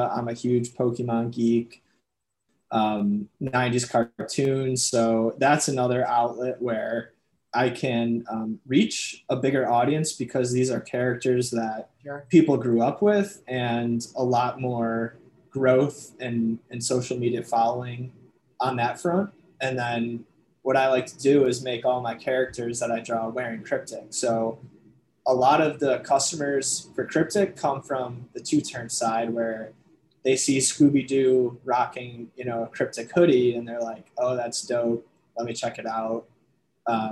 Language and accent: English; Chicago, Illinois, United States; I'm from Chicago.